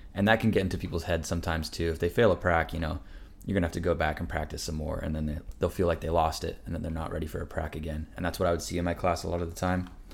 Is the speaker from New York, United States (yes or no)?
no; Washington, United States; moved away as an adult; also born or lived in East Coast, United States; I'm from Washington State, obviously, so it's like, I've been on the East Coast for the last three years of my life. I'm ready to go back home.